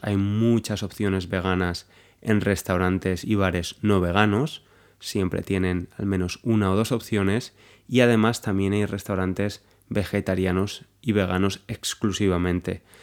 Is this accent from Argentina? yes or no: no; Valencia, Valencian Community, Spain; moved away as an adult; now in London, United Kingdom; aunque soy español, soy de Valencia, que es una de las ciudades más grandes en España, en el este de España